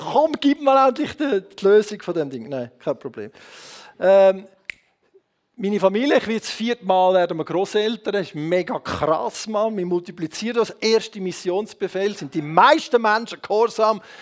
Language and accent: German; Switzerland